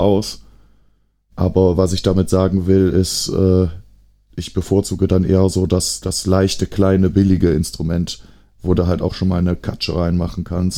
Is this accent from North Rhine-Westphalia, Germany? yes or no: yes; Aachen, North Rhine-Westphalia, Germany; als Aachener